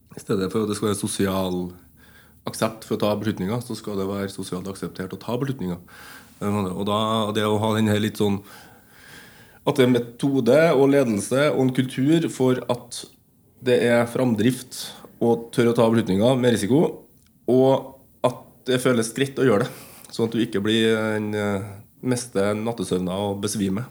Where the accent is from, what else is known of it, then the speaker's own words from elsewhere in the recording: Ytterøya, Trøndelag, Norway; en festival på Yndrøya som der jeg kommer fra